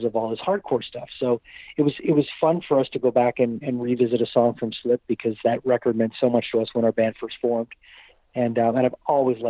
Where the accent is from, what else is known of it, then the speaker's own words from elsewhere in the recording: Canada; a lot of us growing up in Canada